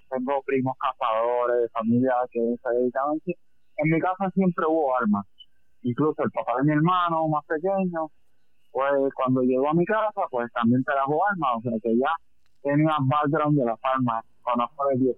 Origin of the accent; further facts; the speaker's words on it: Patillas, Puerto Rico; yo soy de Patilla